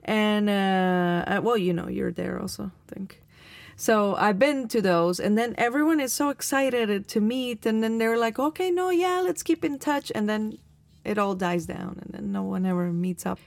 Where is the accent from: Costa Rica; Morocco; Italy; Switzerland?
Costa Rica; Alajuela; I was born in Alajuela, which is like 17 kilometers away